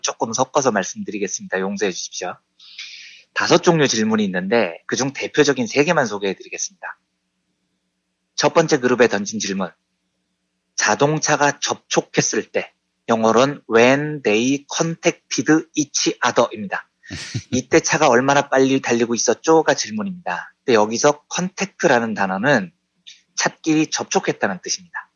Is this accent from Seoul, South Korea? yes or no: yes; Seoul, South Korea; also born or lived in Yeongnam; 평생 자란 곳이 서울 강남구 역삼동이에요. 저는 서울 사람입니다